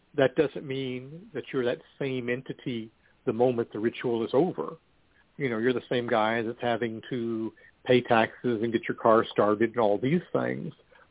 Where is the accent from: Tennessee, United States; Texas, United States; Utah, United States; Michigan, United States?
Texas, United States; Amarillo; now in Austin, United States; my hometown of Amarillo